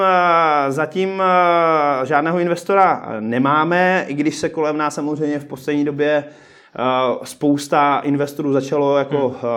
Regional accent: Přerov, Olomouc Region, Czechia; moved away; já pocházím původně z Předova

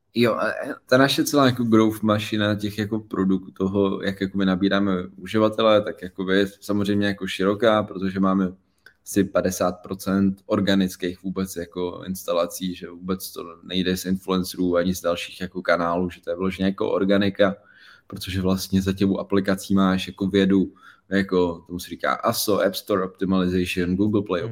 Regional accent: Prague, Czechia; z Prahy, malého města, kluk z padeláku

